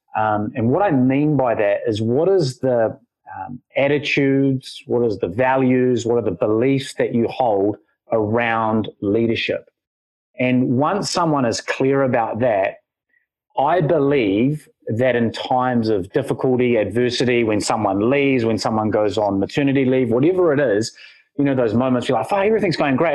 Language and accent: English; Wellington, New Zealand; I was born here in Wellington